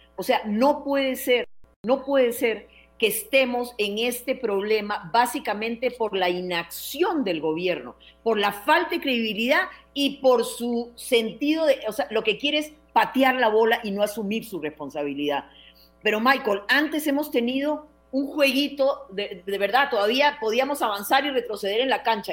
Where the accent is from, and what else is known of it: Costa Rica